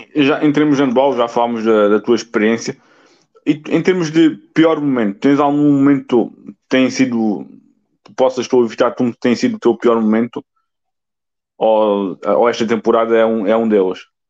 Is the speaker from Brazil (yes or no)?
no; Alentejo, Portugal; eu sou do Alentejo